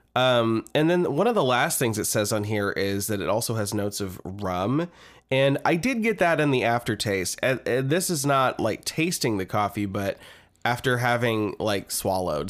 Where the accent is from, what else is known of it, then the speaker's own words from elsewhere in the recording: Lincoln, Nebraska, United States; our hometown is Lincoln, Nebraska